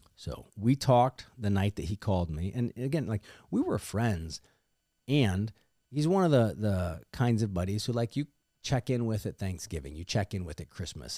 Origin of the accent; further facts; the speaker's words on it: Missouri, United States; my home state of Missouri